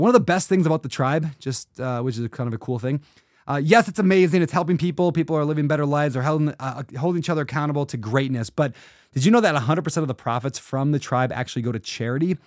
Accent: Minnesota, United States; I was born in Blue Collar, Minnesota

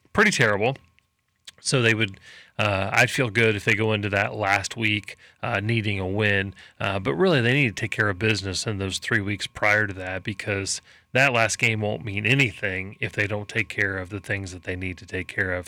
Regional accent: Indianapolis, Indiana, United States; I'm from Indy, just outside of Indianapolis

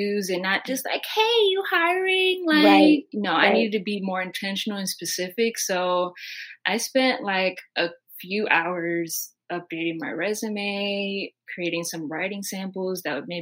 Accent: Maryland, United States; also born or lived in New York; I'm 23 from Maryland

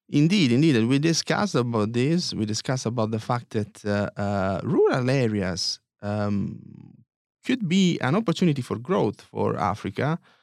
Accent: Foggia, Apulia, Italy; I'm from Puglia and I'm from, uh, this town that you visited, uh, Foggia

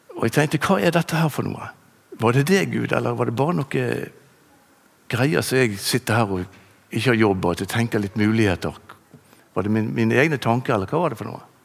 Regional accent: Bergen, Vestland, Norway; also born or lived in Bønes; Jeg vokste opp på Landås

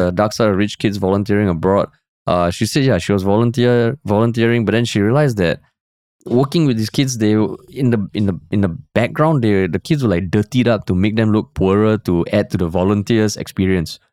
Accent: Singapore

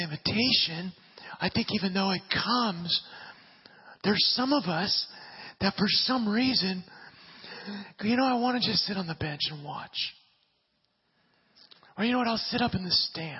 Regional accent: Southern California, United States; especially as Southern Californian people

